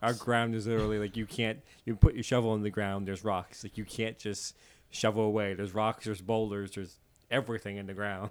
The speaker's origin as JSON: {"language": "English", "region": "Newfoundland and Labrador", "country": "Canada", "tie": "born or raised there", "accent": "Newfoundland", "said": "as a Newfoundlander"}